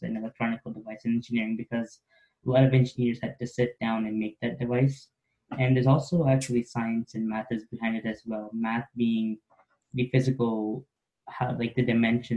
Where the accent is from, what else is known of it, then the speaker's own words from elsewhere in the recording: Oakville, Ontario, Canada; I'm from Oakville, Ontario.